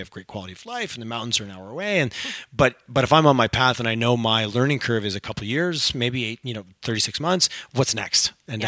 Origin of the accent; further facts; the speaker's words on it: Canada; We're so Canadian. We're so bad at telling our own stories.